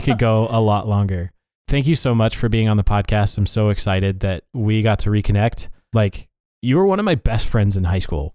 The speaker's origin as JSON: {"language": "English", "region": "Montana", "country": "United States", "tie": "born or raised there", "said": "we grew up in Montana"}